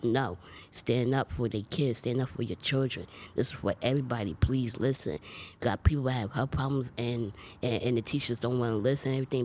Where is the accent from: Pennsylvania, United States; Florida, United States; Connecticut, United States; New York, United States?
Pennsylvania, United States; Philadelphia; I grew up in Philadelphia, P